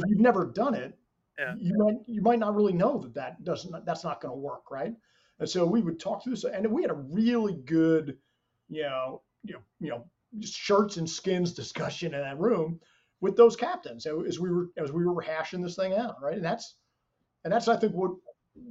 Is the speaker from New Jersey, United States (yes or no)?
yes; New Jersey, United States; I'm an Irish kid from New Jersey